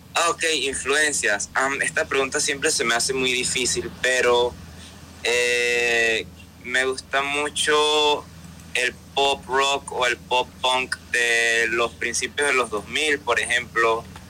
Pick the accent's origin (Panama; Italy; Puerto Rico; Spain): Panama; soy un cantautor panameño